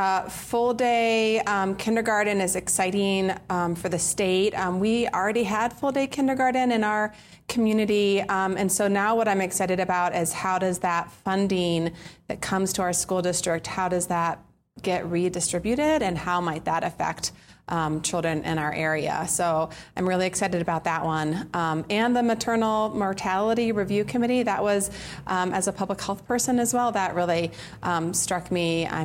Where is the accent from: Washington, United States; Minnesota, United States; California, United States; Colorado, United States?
Colorado, United States; I am from Gunnison County